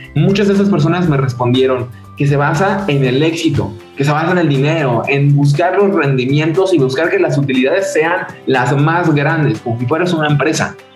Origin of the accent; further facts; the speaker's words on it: Cuernavaca, Morelos, Mexico; soy de México, de Cuernavaca específicamente, una ciudad un poco pequeña al lado de, al lado de la capital